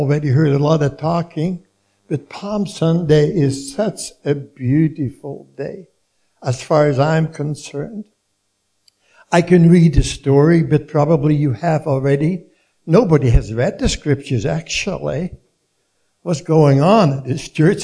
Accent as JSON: {"language": "English", "town": "Leeuwarden", "region": "Friesland", "country": "Netherlands", "tie": "born or raised there", "moved": "yes", "said": "my hometown in Leeuwarden, the northern part of Holland"}